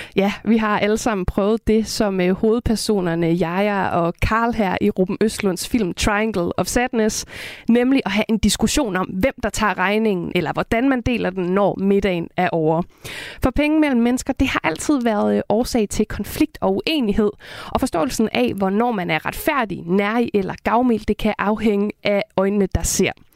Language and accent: Danish; West Jutland, Denmark; jeg er selv fra Vestjylland